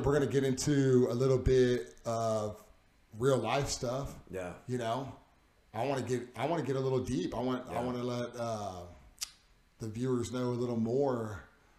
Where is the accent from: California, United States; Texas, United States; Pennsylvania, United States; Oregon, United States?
Texas, United States; Tomball; was born and raised in Tomball.